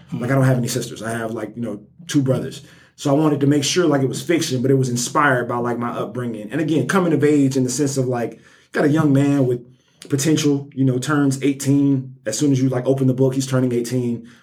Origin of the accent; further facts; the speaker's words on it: Birmingham, Alabama, United States; I'm from Birmingham, born and raised um, Nigerian American.